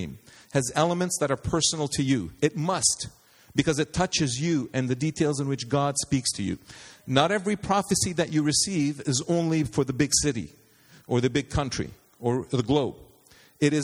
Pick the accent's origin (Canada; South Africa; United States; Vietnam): Canada; as a Canadian